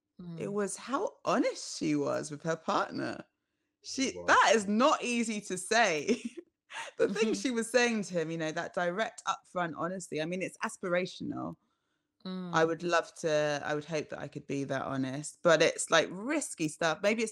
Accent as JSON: {"language": "English", "region": "London", "country": "United Kingdom", "tie": "born or raised there", "said": "because I grew up in London"}